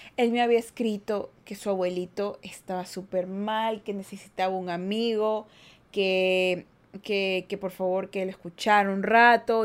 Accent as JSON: {"language": "Spanish", "town": "Guayaquil", "region": "Guayas", "country": "Ecuador", "said": "Yo soy de Ecuador. De la mitad del mundo soy. O sea, no de Quito, Ecuador, sino soy de Guayaquil, Ecuador"}